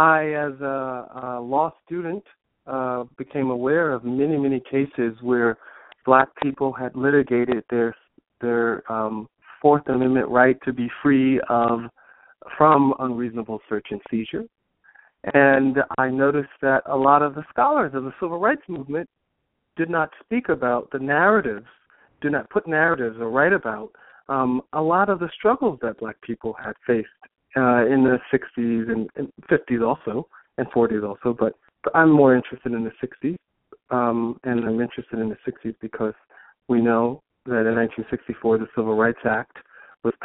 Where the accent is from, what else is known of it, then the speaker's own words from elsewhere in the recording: New York City, New York, United States; I was born and raised in Brooklyn, New York, Crown Heights